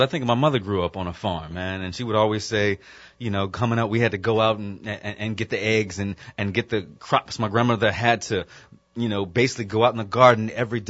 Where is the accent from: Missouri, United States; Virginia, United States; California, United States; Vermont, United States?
Virginia, United States; Virginia Beach; I'm from Virginia Beach, and so I would hear the jets going over the house all the time